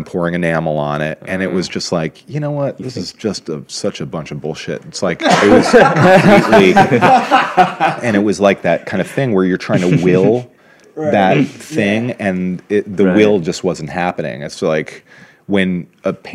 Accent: New York, United States; growing up in New York and the sort of, you know, the edge of the punk era

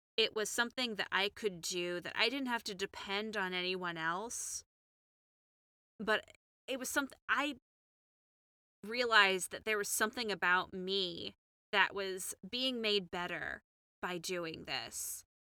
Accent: Houston, Texas, United States; moved away as an adult; also born or lived in Chicago; as a Texan, as somebody who grew up in Houston

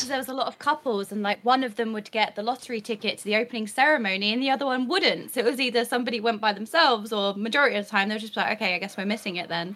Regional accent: United Kingdom; me being a Brit

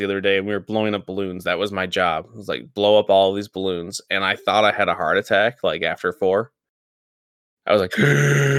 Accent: Northern Michigan, United States; everybody from Northern Michigan, other than us, apparently talks like Boomhauer. Because people from the Midwest, we actually talk pretty fast

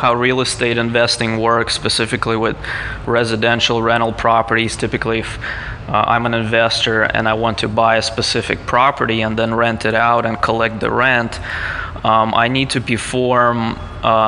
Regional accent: Moscow, Russia; now in San Diego, United States; I'm actually originally from Moscow, Russia

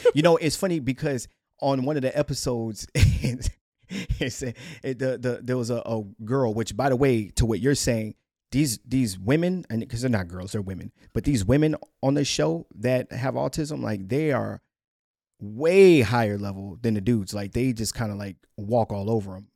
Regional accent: United States; our rights as American citizens

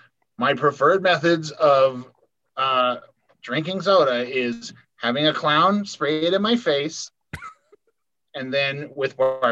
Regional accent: Colorado, United States; I'm not from Kansas City. I am from Colorado.

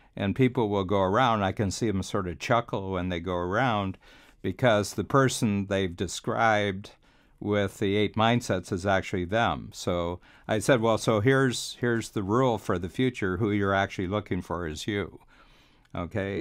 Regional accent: Cleveland, Ohio, United States; moved away as an adult; also born or lived in Chicago; now in Toronto, Canada; I'm from Cleveland, which was a city going downhill

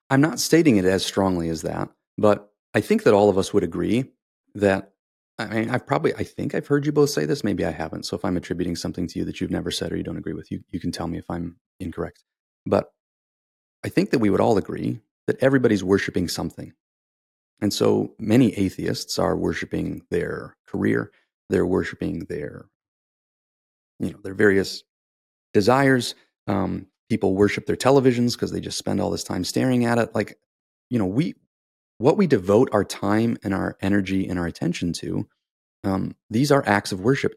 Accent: United States; I grew up in America

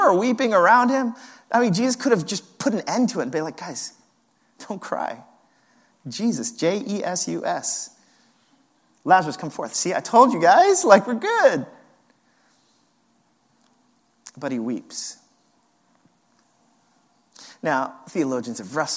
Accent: New York, United States; as a New Yorker

